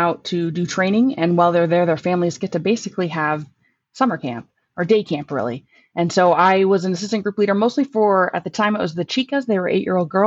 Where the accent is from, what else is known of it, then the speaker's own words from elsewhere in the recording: Charlotte, Michigan, United States; I grew up in mid-Michigan, a small town called Charlotte